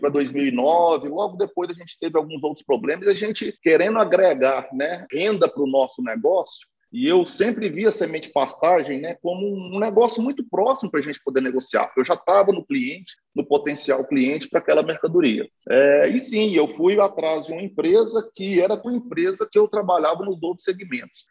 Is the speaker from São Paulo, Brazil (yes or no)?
no; Minas Gerais, Brazil; a gente e mineiro